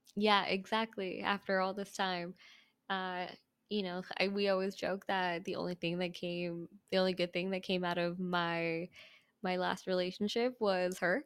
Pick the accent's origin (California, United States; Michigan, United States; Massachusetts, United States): California, United States; Cerritos; I'm born and raised in SoCal